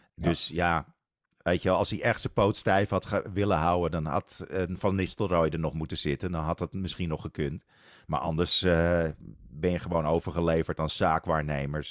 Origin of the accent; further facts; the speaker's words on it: Netherlands; als Nederlanders